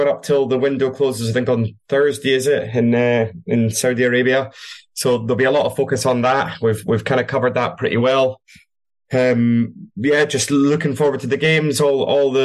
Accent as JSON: {"language": "English", "region": "Scotland", "country": "United Kingdom", "said": "As a Scotsman myself"}